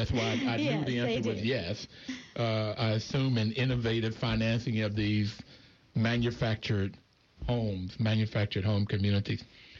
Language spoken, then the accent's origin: English; Bluefield, West Virginia, United States; I grew up in Bluefield, West Virginia. On the mountaintop that we grew up, it was black and whites, and we were all poor.